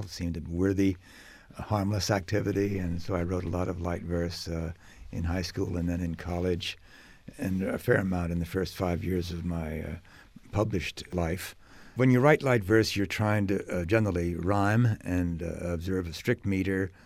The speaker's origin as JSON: {"language": "English", "country": "United States", "said": "as an American"}